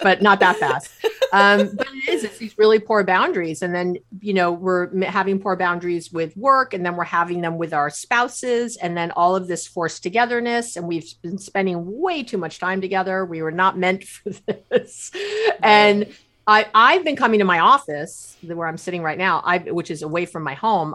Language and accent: English; New York City, New York, United States; moved away as an adult; also born or lived in Israel; now in Bay Area, California, United States; grew up in New York City